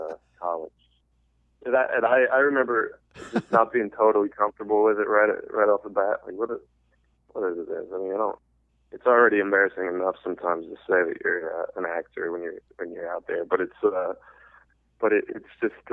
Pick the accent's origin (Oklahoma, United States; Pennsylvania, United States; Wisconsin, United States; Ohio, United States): Ohio, United States; moved away as an adult; also born or lived in New York; I'm from Ohio